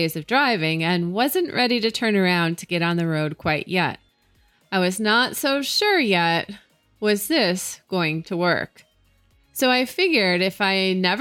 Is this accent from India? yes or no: no; Utah, United States; from my home state here in Utah